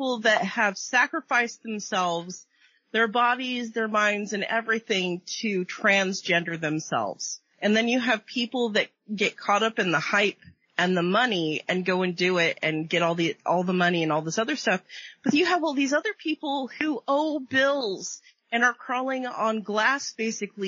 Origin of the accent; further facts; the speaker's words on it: Washington, United States; now in Florida, United States; I was born in Washington State